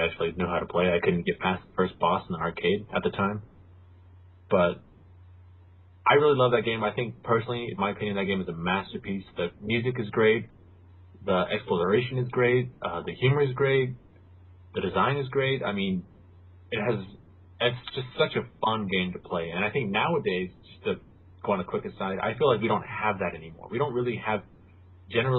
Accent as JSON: {"language": "English", "country": "United States", "said": "me being American"}